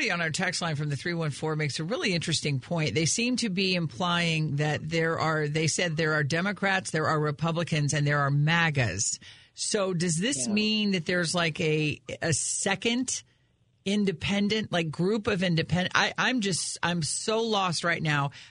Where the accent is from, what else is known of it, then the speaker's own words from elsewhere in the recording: St. Louis, Missouri, United States; they'll be the first ones to say, but we're all from St. Louis